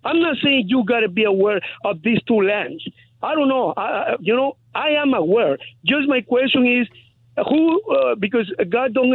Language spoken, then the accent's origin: English; Guatemala; moved away; I'm Guatemalan. I'm from Guatemala